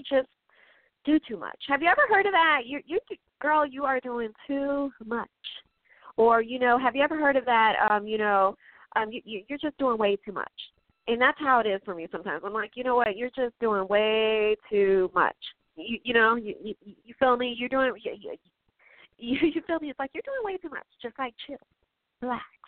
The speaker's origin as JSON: {"language": "English", "town": "Chicago", "region": "Illinois", "country": "United States", "said": "I'm from Chicago. I'm from the Midwest."}